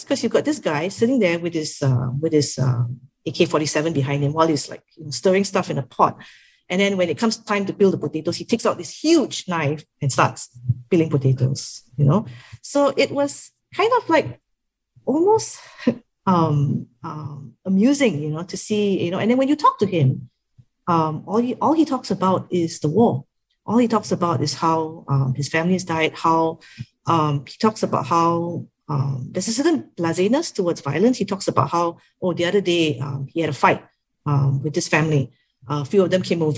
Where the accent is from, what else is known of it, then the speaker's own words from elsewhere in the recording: Singapore; oh, Singapore